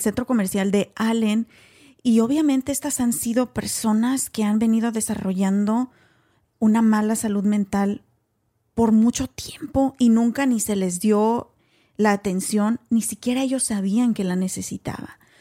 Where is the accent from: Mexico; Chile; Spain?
Mexico; now in United States; vengo de México igual que tú, nací, crecí, estudié en México